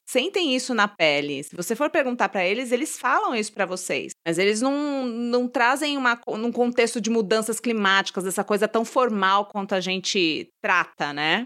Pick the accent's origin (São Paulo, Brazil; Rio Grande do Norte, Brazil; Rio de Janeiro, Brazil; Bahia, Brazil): São Paulo, Brazil; Eu sou de São Paulo